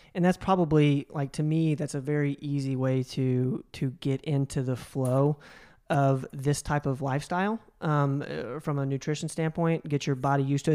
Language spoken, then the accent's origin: English; the South, United States; I grew up in the South as well